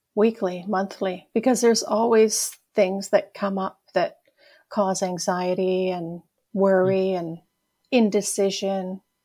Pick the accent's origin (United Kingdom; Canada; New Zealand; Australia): Canada; Ontario; moved away as an adult; also born or lived in Toronto / Edmonton; now in Sherwood Park, Canada; I grew up in Ontario, Yeah, in a farm